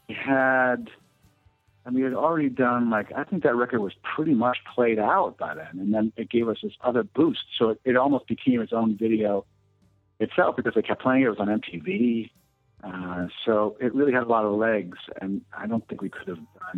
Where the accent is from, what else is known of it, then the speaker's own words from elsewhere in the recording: Long Island, New York, United States; I grew up in Long Island